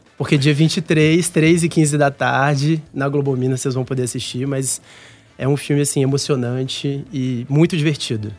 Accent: Minas Gerais, Brazil; moved away as an adult; also born or lived in Rio de Janeiro; trabalhando no meu estado, assim. Com o meu bom. sotaque, com os meus colegas conterrâneos

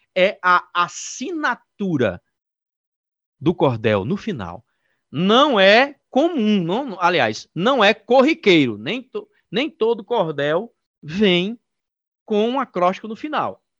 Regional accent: Sobrado, Paraíba, Brazil; Eu sou aqui de Sobrado, da cidade de Sobrado

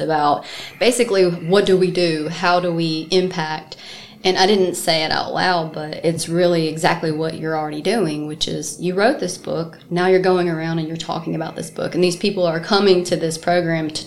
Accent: South Mississippi, United States; moved away as an adult; now in Athens, United States; I grew up in South Mississippi, and I just moved to Athens about a year and a half ago

